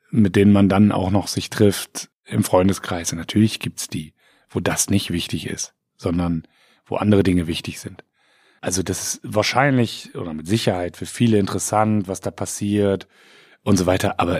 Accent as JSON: {"language": "German", "region": "Bremen", "country": "Germany", "tie": "born or raised there", "also_born_or_lived": "Siegen / Wiesbaden area"}